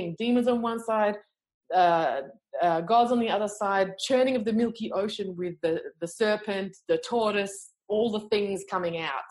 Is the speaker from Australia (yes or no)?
yes; Australia; I'm from Australia. Come on, that's how we talk here